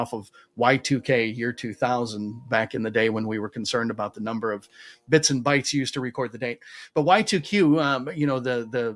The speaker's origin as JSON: {"language": "English", "country": "United States", "said": "Those of you who can't tell from my accent, I do happen to live in the United States"}